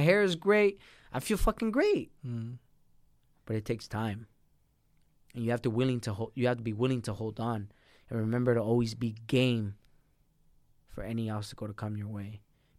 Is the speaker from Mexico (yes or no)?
yes; Mexico; born there; My brother was born down there. My sister was born down there. I was born in Mexico. That's another story. I'm illegal.